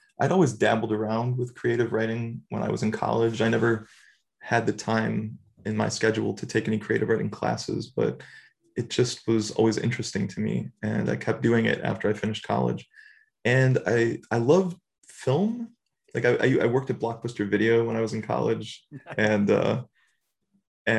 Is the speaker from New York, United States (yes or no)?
yes; Buffalo, New York, United States; moved away as an adult; I come from Buffalo, New York, family of steelworkers